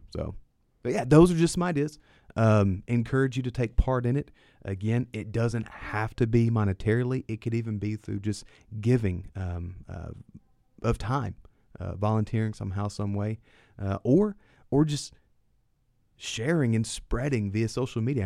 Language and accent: English; Lebanon, Tennessee, United States; Lebanon is where I was born and raised